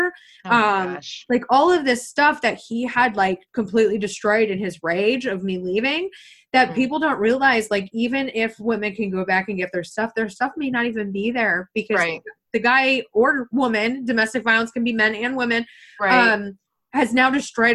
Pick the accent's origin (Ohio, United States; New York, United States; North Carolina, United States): New York, United States; small town east of Potsdam; I'm actually from a really small town that's 30 minutes east of Potsdam